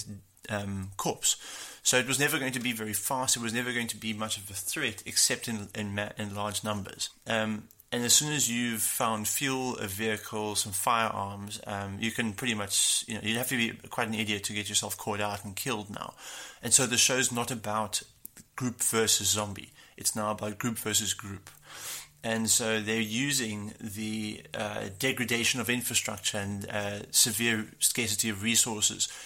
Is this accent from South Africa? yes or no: yes; South Africa